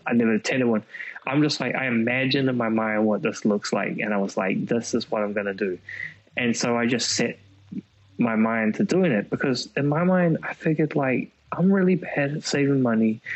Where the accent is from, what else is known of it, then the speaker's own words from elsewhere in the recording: Auckland, New Zealand; I came from New Zealand